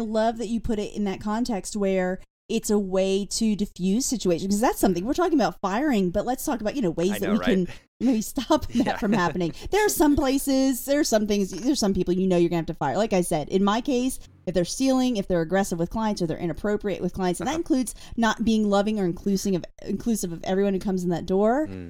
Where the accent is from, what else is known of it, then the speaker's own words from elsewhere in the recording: Pennsylvania, United States; However, I came from Pennsylvania, where there's a lot more strict rules about